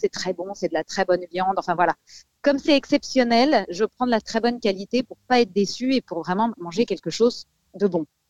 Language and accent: French; Paris, Île-de-France, France; je suis parisienne